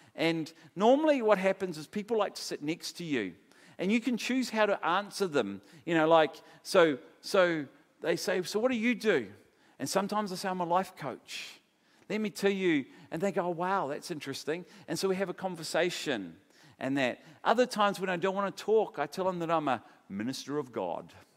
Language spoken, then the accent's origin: English; Palmerston North, Manawatū-Whanganui, New Zealand; Palmerston North, where I was brought up in New Zealand